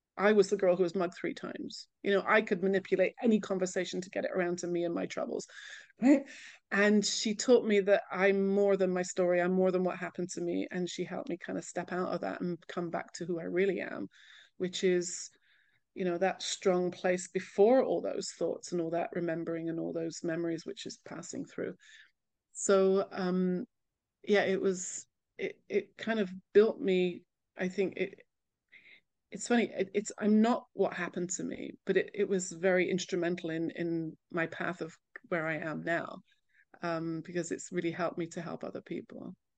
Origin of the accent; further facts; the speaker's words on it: England, United Kingdom; moved away as an adult; also born or lived in California; now in Jerusalem, Israel; being very English, when I moved to California